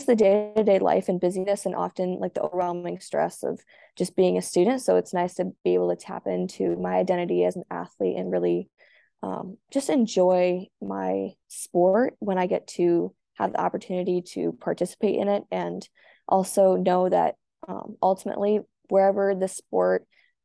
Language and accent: English; United States; I am a swimmer from the United States